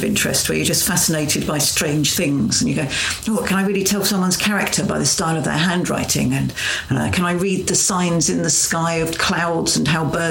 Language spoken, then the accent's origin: English; Ipswich, East of England, United Kingdom; I grew up in Ipswich.